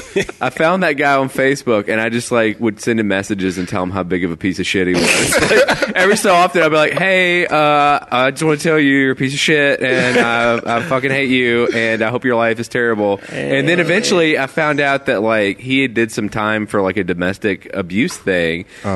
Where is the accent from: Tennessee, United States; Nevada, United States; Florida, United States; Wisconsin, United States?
Tennessee, United States; Memphis; I think I yelled, "I'm from Memphis, I'll kill you," or something like that.